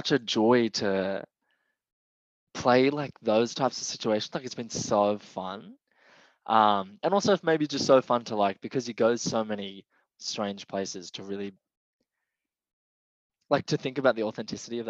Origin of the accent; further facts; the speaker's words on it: Wollongong, New South Wales, Australia; I'm an actor from Wollongong